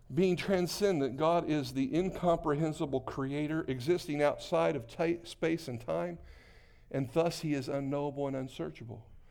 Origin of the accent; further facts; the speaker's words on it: New Castle, Indiana, United States; I was born in Newcastle, Indiana